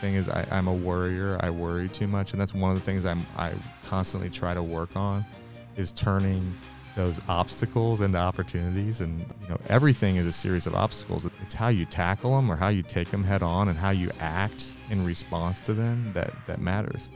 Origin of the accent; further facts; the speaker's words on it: Kansas City, Missouri, United States; I'm born and raised in Kansas City, and, uh, on the, on the south side of the river.